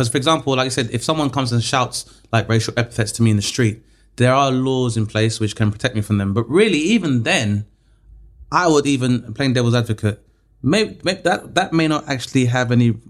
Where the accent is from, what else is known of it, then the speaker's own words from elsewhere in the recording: Grenada; Yeah, I'm from Grenada